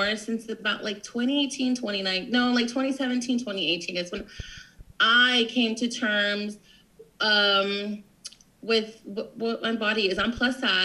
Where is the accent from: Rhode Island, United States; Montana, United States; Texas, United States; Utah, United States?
Texas, United States; Corpus Christi; also born or lived in Florida; now in San Antonio, United States; I spent all my life in Corpus since I was like 3. We moved from Florida.